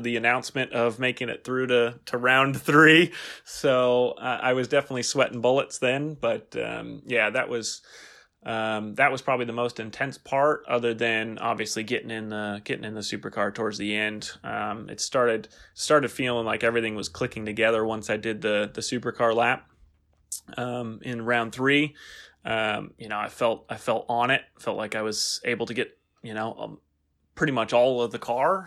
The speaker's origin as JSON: {"language": "English", "town": "San Francisco", "region": "California", "country": "United States", "tie": "born or raised there", "said": "I grew up in California near San Francisco"}